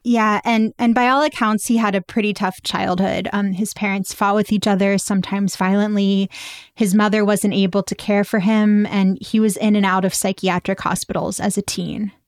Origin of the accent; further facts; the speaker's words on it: Pittsburgh, Pennsylvania, United States; I grew up in the Tree of Life synagogue.